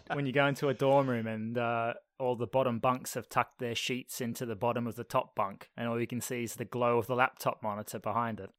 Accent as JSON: {"language": "English", "country": "Australia", "said": "Left Australia, come to Canada."}